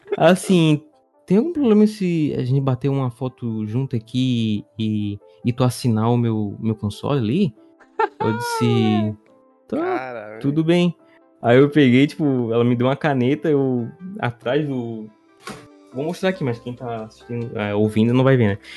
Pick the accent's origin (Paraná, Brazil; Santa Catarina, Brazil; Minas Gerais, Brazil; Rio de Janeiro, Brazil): Santa Catarina, Brazil; eu sou de Santa Catarina